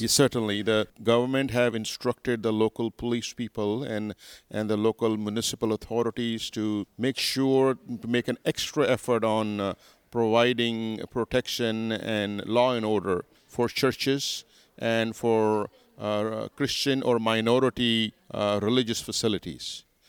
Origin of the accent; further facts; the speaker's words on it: Karachi, Sindh, Pakistan; also born or lived in United States; I'm from Karachi